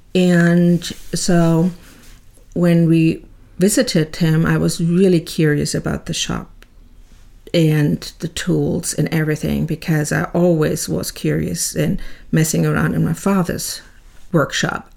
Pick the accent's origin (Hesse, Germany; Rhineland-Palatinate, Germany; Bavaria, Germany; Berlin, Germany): Rhineland-Palatinate, Germany; Bad Kreuznach; moved away; I was born in Bad Kreuznach at the time West Germany, and into a typical middle class family